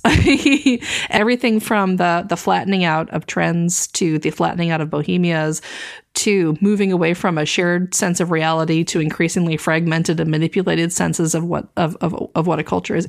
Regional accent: American South, United States; growing up in the American South

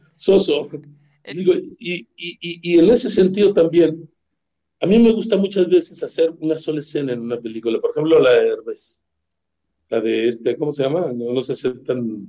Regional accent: Ures, Sonora, Mexico; moved away; Mi equipo, el de Ures

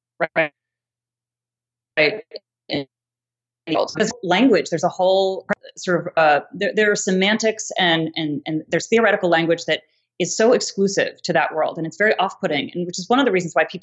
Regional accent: East Coast, United States; moved away as an adult; also born or lived in New York; now in Los Angeles, United States; I grew up on the East Coast

